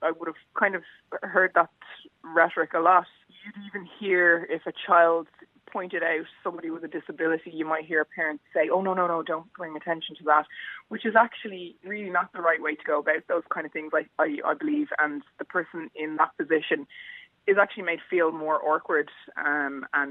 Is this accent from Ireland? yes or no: yes; Bray, Leinster, Ireland; I love Bray, my hometown.